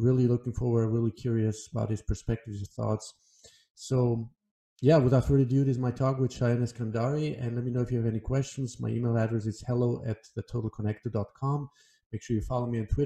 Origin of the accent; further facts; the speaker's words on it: Iran; we're both from Iran